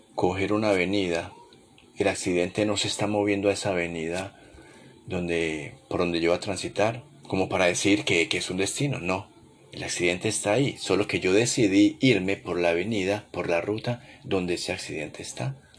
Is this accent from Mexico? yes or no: no; Colombia; moved away as an adult; mi país natal Colombia